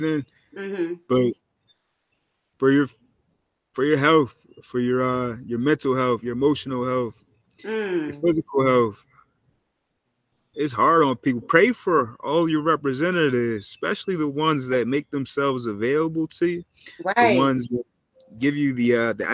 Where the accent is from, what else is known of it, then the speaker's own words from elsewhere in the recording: Berks County, Pennsylvania, United States; also born or lived in Chester, Pennsylvania; I'm familiar with Amish people because I grew up in Berks County, Pennsylvania